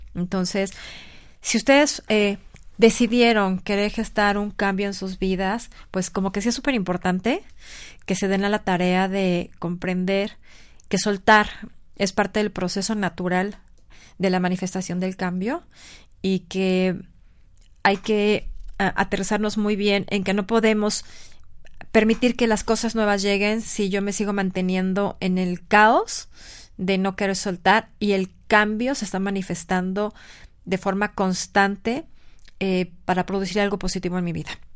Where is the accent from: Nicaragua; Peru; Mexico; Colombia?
Mexico; Mexico City; moved away as an adult; now in Puebla, Mexico; aunque yo nací en el Distrito Federal, la verdad es que mi corazón es poblano